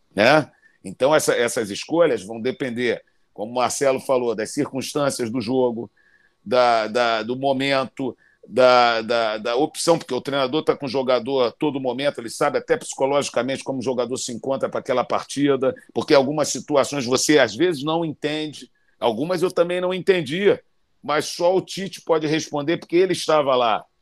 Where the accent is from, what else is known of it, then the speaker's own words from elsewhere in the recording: Brazil; moved away; como brasileiro, como treinador internacional